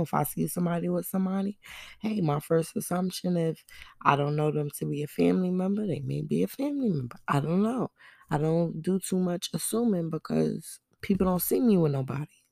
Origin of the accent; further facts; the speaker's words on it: New York City, New York, United States; Where I'm from, I'm from Brooklyn